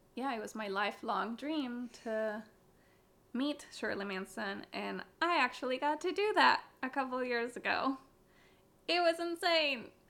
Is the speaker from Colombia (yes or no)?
yes; Bogotá, Colombia; growing up in Colombia, and um, it's something that I took from living in Colombia for my entire life